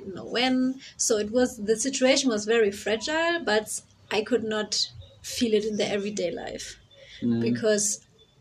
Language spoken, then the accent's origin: English; Freiburg, Baden-Württemberg, Germany; English is a second language; growing up in Germany